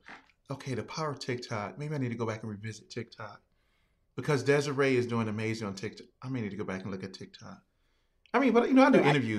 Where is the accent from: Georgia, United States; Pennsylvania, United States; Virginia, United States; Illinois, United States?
Virginia, United States; Hey, VA is in the building.